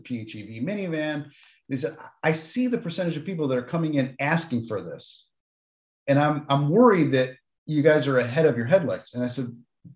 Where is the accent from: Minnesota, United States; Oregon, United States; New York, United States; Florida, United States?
New York, United States; I didn't grow up in Detroit. I grew up in New York